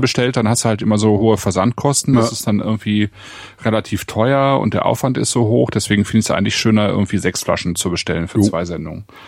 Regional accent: Bonn, North Rhine-Westphalia, Germany; moved away; in Bonn in mhm. sozusagen meiner alten Heimat

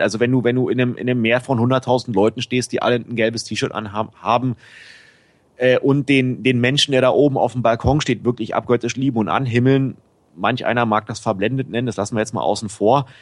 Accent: Berlin, Germany; moved away as an adult; now in Bangkok, Thailand; ich komme eigentlich aus Berlin-Pankow

